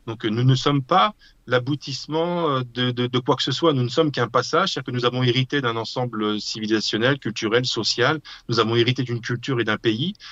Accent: France; je suis français

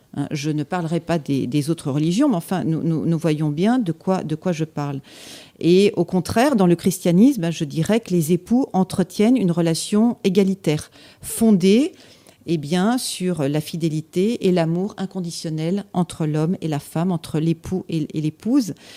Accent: Annecy, Auvergne-Rhône-Alpes, France; j'ai vécu mon enfance, euh, en Haute-Savoie, à Annecy

